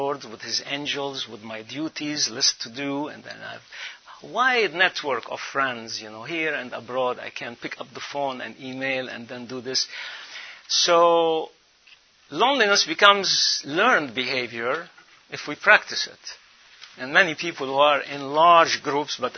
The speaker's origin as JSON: {"language": "English", "country": "Lebanon", "moved": "yes", "said": "spend 3-4 months every year in my home country, Lebanon, the land of the cedars"}